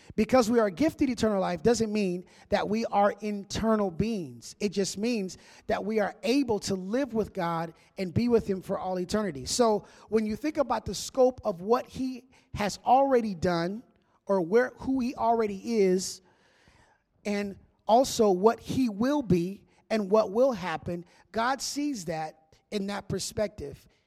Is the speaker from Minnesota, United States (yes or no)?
yes; Minneapolis, Minnesota, United States; moved away; I grew up in Minneapolis